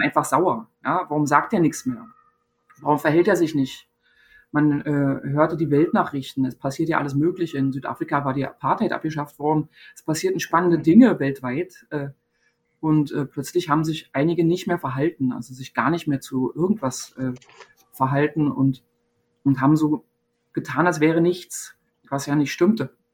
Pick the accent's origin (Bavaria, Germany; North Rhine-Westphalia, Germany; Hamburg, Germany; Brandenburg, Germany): Brandenburg, Germany; Zehdenick; moved away; in meiner Heimatstadt Zielenik